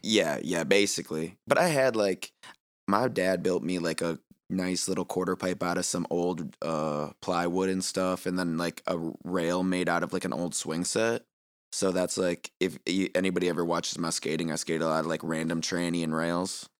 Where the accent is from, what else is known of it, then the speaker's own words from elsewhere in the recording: Green Bay, Wisconsin, United States; I'm from Green Bay, so first skate park is Joanne's